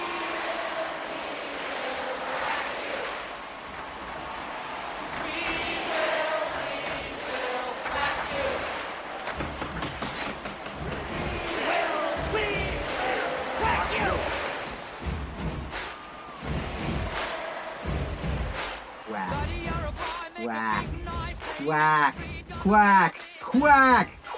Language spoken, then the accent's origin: English; Orange County, California, United States; I'm from Orange County, California.